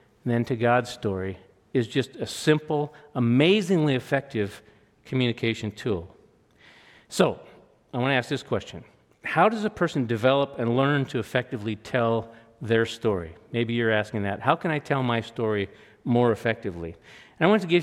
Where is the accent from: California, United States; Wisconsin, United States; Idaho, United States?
Idaho, United States; Rathdrum; I grew up in Rathdrum, Idaho